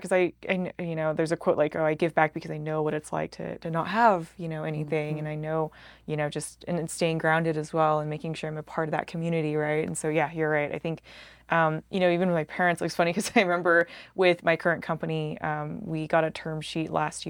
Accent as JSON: {"language": "English", "town": "Salt Lake City", "region": "Utah", "country": "United States", "said": "and I'm like, I'm from Salt Lake, you know?"}